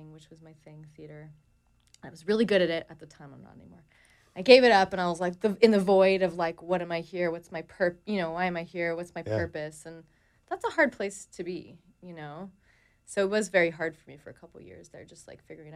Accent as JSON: {"language": "English", "town": "Toronto", "region": "Ontario", "country": "Canada", "said": "I'm from Toronto, Canada"}